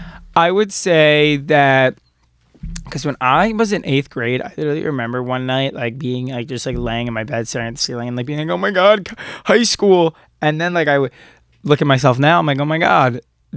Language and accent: English; Long Island, New York, United States; we're Long Islanders if you couldn't tell by the way. We're from Long Island.